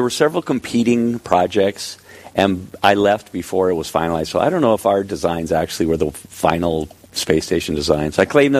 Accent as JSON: {"language": "English", "town": "Cloquet", "region": "Minnesota", "country": "United States", "tie": "born or raised there", "also_born_or_lived": "San Diego", "moved": "as an adult", "said": "so I grew up in Cloquet, attended Our Lady of Sacred Heart School back then"}